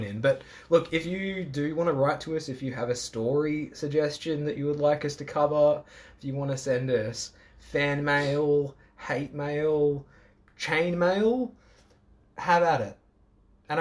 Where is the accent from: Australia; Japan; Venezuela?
Australia; accent: Aussie; I already have an Aussie accent.